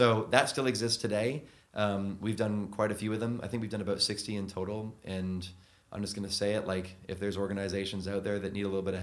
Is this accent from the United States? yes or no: no; Canada; moved away as an adult; now in London, United Kingdom; being Canadian